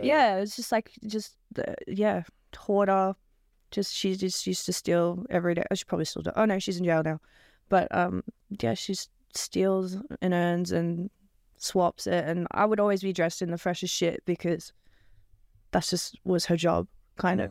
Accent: Melbourne, Victoria, Australia; I'm from Melbourne

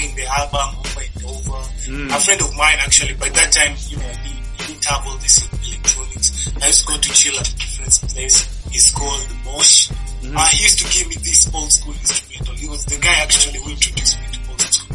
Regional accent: Nairobi, Kenya; I'm from Nairobi, Kenya. I'm from Kibera.

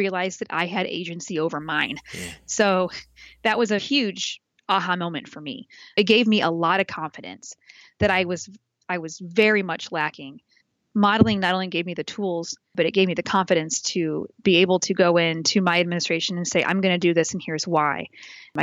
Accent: Indianapolis, Indiana, United States; I was the co-coordinator when the ACS National was in Indianapolis in my hometown

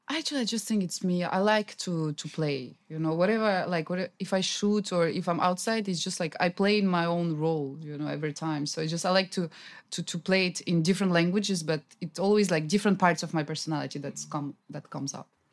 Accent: Russia; English is a second language; also born or lived in France; now in Vietnam; So in Russia, yeah, we do know a lot about Vietnam because also in my hometown

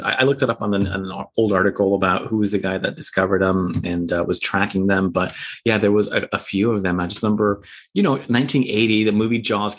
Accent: United States; growing up in Long Island Sound

